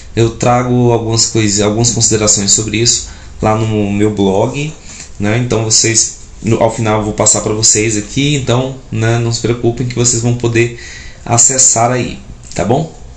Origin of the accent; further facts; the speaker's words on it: Parnaíba, Piauí, Brazil; moved away as an adult; now in Goiás, Brazil; eu sou nascido e educado em Parnaíba, no Piauí